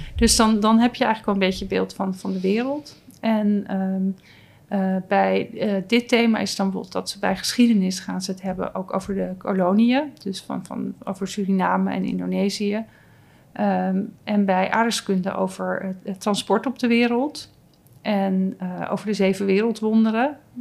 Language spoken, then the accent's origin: Dutch; Noordwijk, South Holland, Netherlands; ik kom uit Noordwijk.